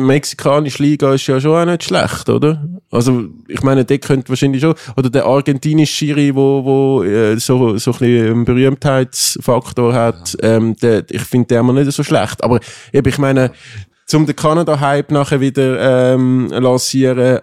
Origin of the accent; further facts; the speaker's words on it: Switzerland; wir Schweizer